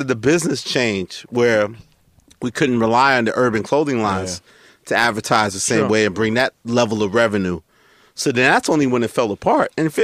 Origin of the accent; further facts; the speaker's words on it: New York City, New York, United States; we're both from Queens